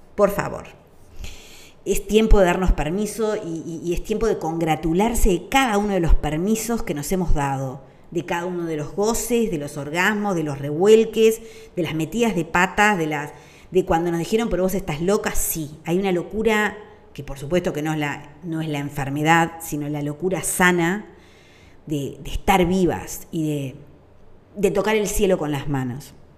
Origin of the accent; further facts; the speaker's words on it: Uruguay; durante la dictadura en mi país